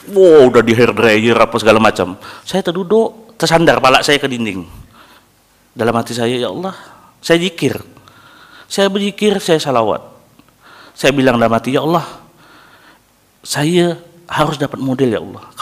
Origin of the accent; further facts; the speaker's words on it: Indonesia; saya dari Indon saya nak ikut barber battle Asia